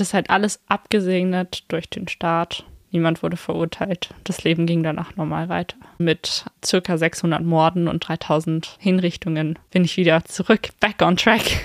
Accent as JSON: {"language": "German", "region": "Berlin", "country": "Germany", "said": "so als Berlinerin"}